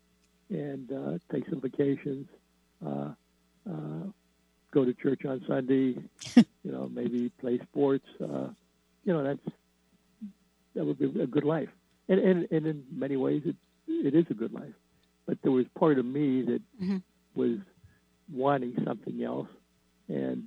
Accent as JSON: {"language": "English", "region": "Midwest", "country": "United States", "tie": "born or raised there", "said": "I grew up in the Midwest"}